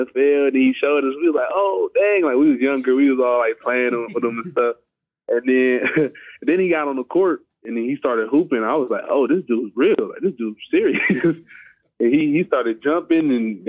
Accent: California, United States; I grew up in California, I played basketball

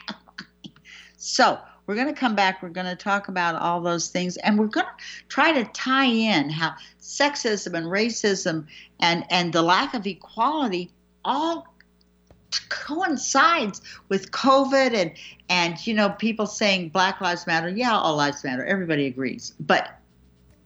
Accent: United States; as an American

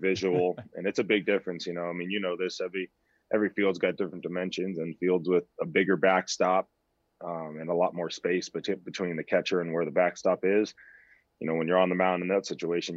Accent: San Diego, California, United States; back to my hometown

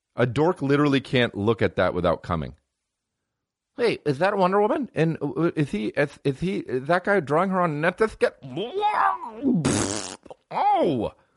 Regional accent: New Jersey, United States; I'm from New Jersey

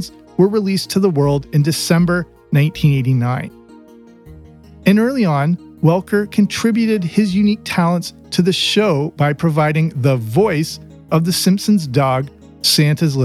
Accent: England, United Kingdom; growing up in England.

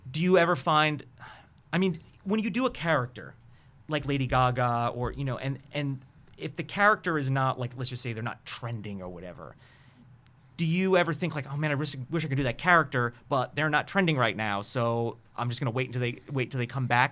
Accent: New York, United States; I'm from New York

